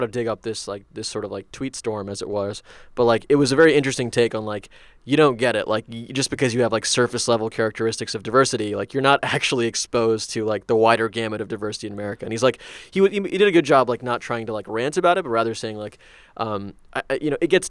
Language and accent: English; Iowa, United States; moved away; also born or lived in Baltimore; I grew up in Iowa, it's like even though we were like not many Indian people there